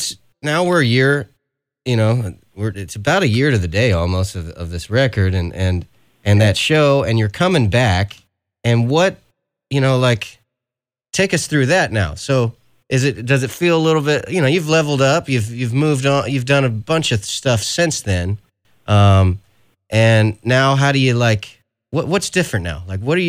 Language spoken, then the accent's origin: English; California, United States; let's not forget, I'm from California